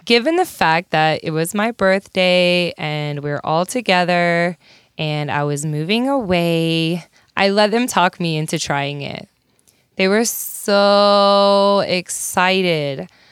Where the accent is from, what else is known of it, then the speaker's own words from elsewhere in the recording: hometown fifteen minutes from Gibbon, Nebraska, United States; I lived in a tiny town called Gibbon, Nebraska.